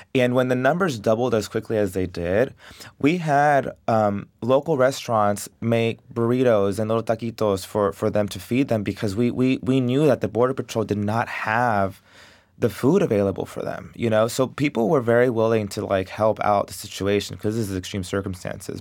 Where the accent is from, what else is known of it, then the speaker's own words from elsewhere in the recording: Del Rio, Texas, United States; I love Dario. I love my hometown